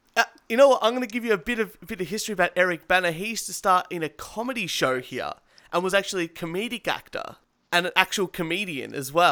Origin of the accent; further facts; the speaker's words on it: Australia; I, as an Australian, using an ISP